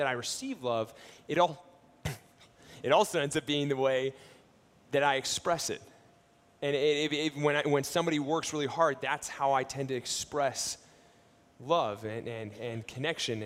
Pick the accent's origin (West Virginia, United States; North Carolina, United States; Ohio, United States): Ohio, United States; I grew up in Ohio, and my family, we lived on a vegetable farm